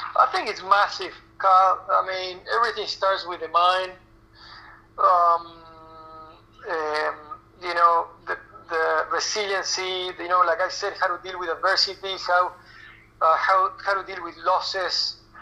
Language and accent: English; Argentina; moved away as an adult; also born or lived in South Florida, United States; now in United States; I moved to the U.S. in 98 from Argentina. I'm originally from Argentina. Uh, we moved to South Florida, um, and I was 18 years old.